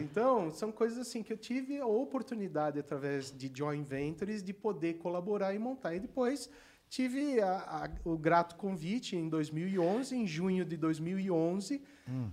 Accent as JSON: {"language": "Portuguese", "town": "Santo André", "region": "São Paulo", "country": "Brazil", "tie": "born or raised there", "said": "quando eu estudava em Santo André, eu nasci em Santo André, no, no Instituto Coração de Jesus, que eu fiz até a oitava série"}